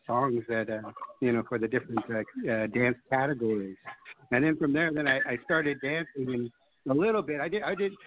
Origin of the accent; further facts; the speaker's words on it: Los Angeles, California, United States; also born or lived in La Jolla Reservation, San Diego County; I was raised over in L.A., of course, L.A., Hollywood